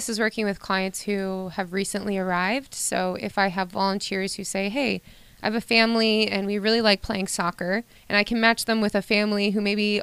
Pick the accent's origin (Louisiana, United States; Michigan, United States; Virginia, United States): Michigan, United States; Frankenmuth; moved away as an adult; now in Anchorage, United States; I am from Frankenmuth, Michigan